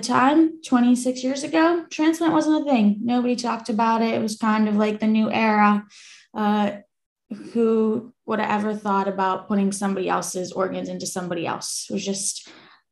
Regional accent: Metković, Dubrovnik-Neretva County, Croatia; I'm originally from Metković, Croatia. In Europe.

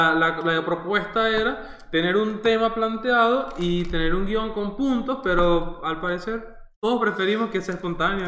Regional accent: Venezuela; Soy venezolano 100%.

